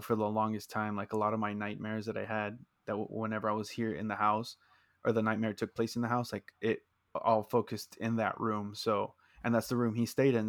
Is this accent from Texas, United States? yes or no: yes; South Texas, United States; we're both uh, born and raised in Texas South Texas specifically